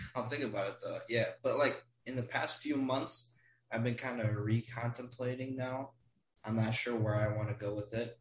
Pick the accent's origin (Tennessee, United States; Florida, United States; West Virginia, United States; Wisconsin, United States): Wisconsin, United States; I am from Wisconsin, United States where it is very cold